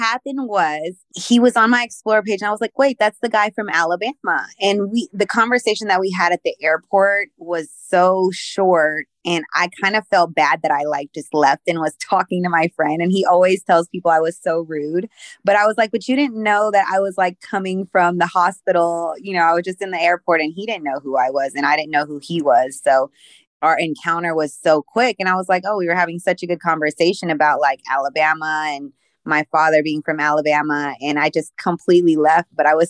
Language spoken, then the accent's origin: English; Philippines; born there; Yes, I was born in the Philippines. My father was military. So we moved like every 3 years.